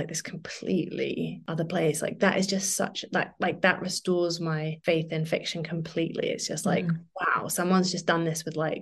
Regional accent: London, United Kingdom; now in Margate, United Kingdom; I didn't grow up here. I grew up in London, but we used to come here for holidays

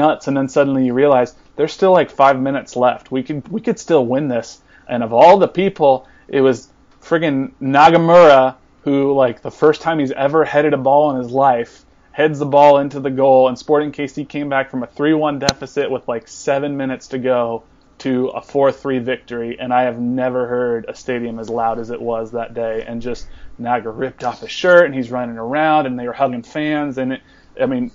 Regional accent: Los Angeles, California, United States; moved away as an adult; now in Kansas City, United States; I'm actually originally from Los Angeles. I moved to Kansas City in the beginning of 2014

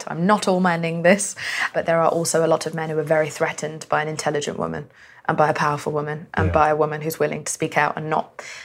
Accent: United Kingdom; also born or lived in Pakistan; I'm Pakistani and a woman and from Britain

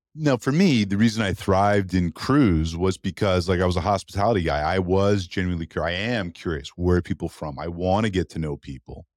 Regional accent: Canada; as a Canadian

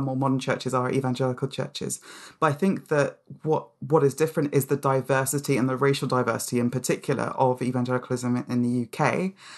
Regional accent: London, United Kingdom; also born or lived in Nigeria; a British child, um, in London

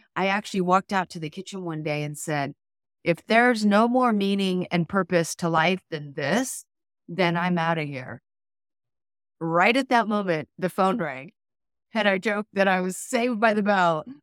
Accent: Dayton, Ohio, United States; also born or lived in Mount Shasta, California; my father was transferred to Dayton, Ohio

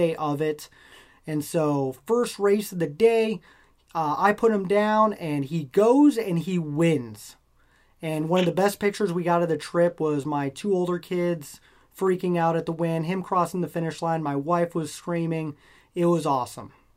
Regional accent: Nebraska, United States; moved away; I'm from Nebraska originally

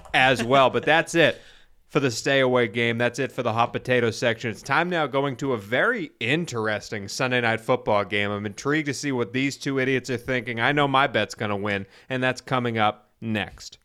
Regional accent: Weymouth, Massachusetts, United States; I grew up in East Weymouth, Massachusetts.

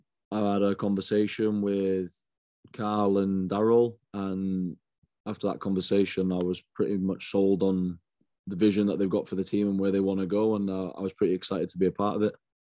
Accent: Trowbridge, South West England, United Kingdom; born there; also born or lived in Hong Kong / Northern Ireland / Canada / Germany; I was born in Trowbridge, down in Wiltshire. And then we went to Hong Kong. My sister was born there. Then after that, we went to Northern Ireland, then to Canada, then to Germany, and then finally to the South Wales.

